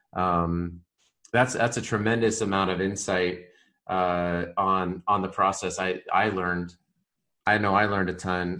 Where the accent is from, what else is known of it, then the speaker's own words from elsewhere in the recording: Colorado, United States; I grew up in Colorado